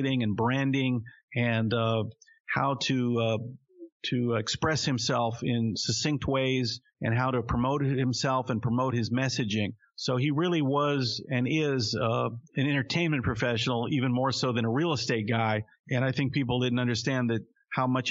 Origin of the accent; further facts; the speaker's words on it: Tennessee, United States; I grew up in Tennessee in the 80s, and we all grew up together, black and white kids.